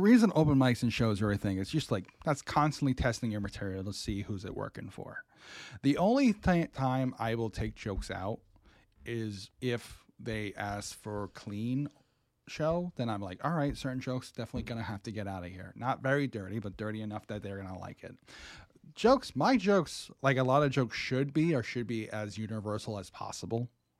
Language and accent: English; Swansea, Massachusetts, United States; I'm from Swansea, Mass.